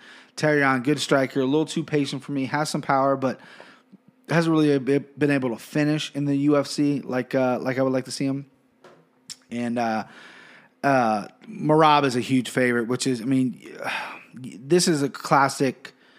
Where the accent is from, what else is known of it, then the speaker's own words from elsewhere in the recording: Siberia, Russia; English is a second language; If I offended you, if you're not from that country, but, you know, I'm from Siberia, not Russia, whatever. I'm going to have trouble pronouncing their names.